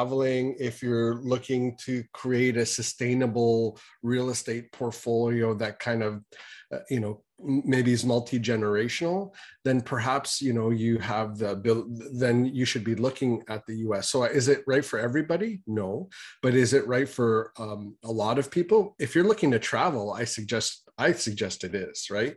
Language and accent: English; Canada; as a Canadian